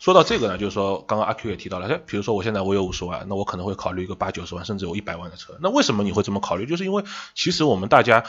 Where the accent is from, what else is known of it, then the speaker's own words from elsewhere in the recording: China; 我们中国人